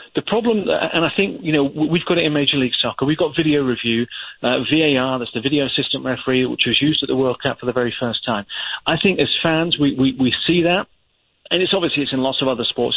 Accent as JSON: {"language": "English", "region": "England", "country": "United Kingdom", "said": "an Englishman"}